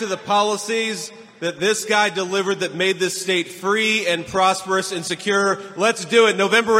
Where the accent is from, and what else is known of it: Ohio, United States; moved away as an adult